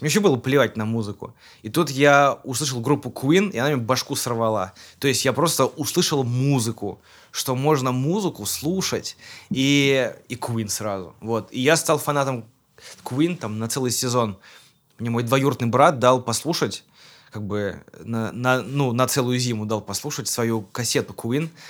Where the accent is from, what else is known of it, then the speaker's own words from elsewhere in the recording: Kazan, Tatarstan, Russia; я уроженец Казани, мне 34 года